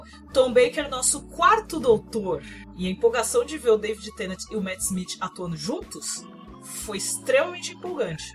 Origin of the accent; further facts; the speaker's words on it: Brazil; a gente é brasileiro